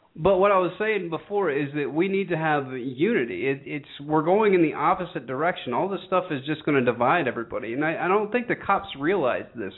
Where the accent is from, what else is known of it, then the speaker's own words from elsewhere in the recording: Georgia, United States; my hometown of a very rural part of Georgia